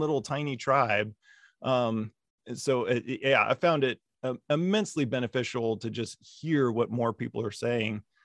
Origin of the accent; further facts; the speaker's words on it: Las Vegas, Nevada, United States; moved away as an adult; also born or lived in Central Virginia; I grew up in Las Vegas